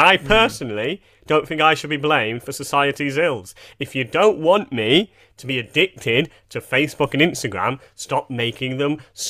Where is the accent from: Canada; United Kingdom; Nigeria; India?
Canada; This is a bit naughty, but I'm Canadian, so who gives a fuck?